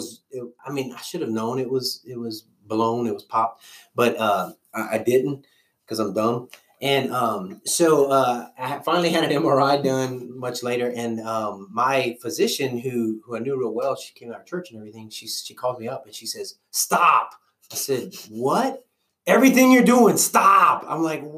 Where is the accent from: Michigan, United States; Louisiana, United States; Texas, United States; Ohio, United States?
Louisiana, United States; accent: Cajun; moved away as an adult; now in Oklahoma, United States; I'm originally from Louisiana, and my accent will probably come out